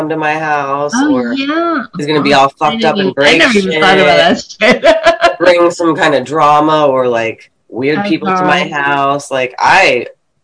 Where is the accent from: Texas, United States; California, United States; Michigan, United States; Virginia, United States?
Virginia, United States; Fredericksburg; I grew up near DC and near Northern Virginia where all the Asians are, but I was actually like 45 minutes south in Fredericksburg, Virginia